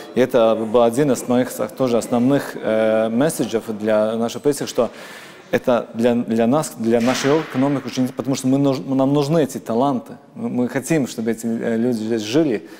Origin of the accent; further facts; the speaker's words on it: Latvia; first language Latvian; Russian is a second language; я очень горжусь тем, что я латыш. Э, я, то, что только один миллион людей в мире говорит на моем языке